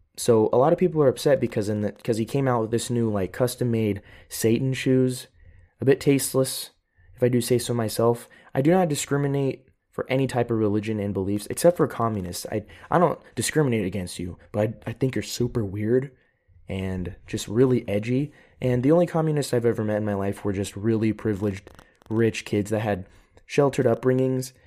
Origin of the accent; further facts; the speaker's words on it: United States; now in Europe; I am an American. I am living in Europe, but I am still an American